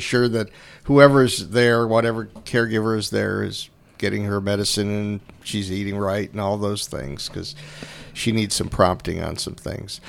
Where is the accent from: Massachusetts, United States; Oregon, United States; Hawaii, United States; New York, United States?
New York, United States; Kenmore; I grew up in Kenmore, New York, which is a suburb of Buffalo.